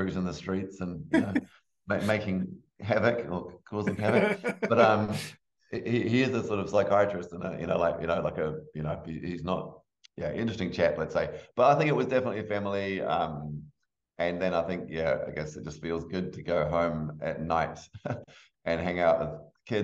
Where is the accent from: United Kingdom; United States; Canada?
United Kingdom; England; moved away; We grew up in England.